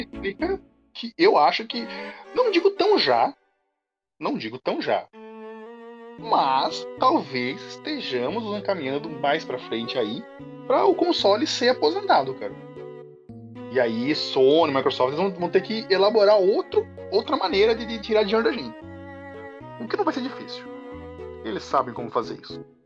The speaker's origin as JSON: {"language": "Portuguese", "country": "Brazil", "said": "nós somos brasileiros"}